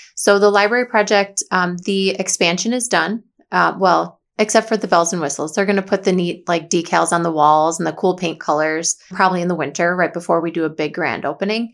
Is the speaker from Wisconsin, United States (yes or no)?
yes; Watertown, Wisconsin, United States; serve the community I was born and raised